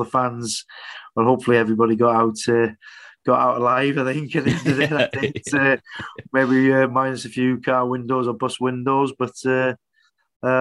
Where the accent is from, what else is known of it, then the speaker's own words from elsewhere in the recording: Wrexham, Wales, United Kingdom; a Welshman and a North Walian as well from Wrexham